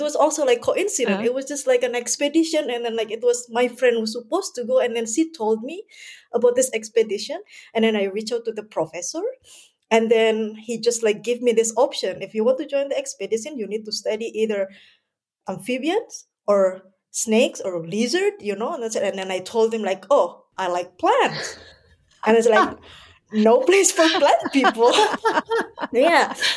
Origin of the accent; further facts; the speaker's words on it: Indonesia; moved away as an adult; also born or lived in Germany; now in Hamburg, Germany; I'm originally from Indonesia, but somehow I uh, no living in germany i've been 10 years living in germany